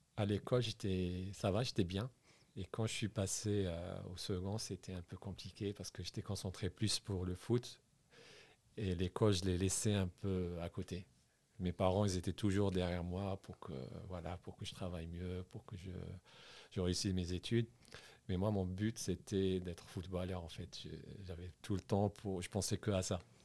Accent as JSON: {"language": "French", "town": "Sidi Bel Abbès", "region": "Sidi Bel Abbès Province", "country": "Algeria", "tie": "born or raised there", "also_born_or_lived": "Sfisef / Bourges / Paris", "moved": "as an adult", "said": "Je suis algérien. J'ai grandi en Algérie à Sidi Belabès"}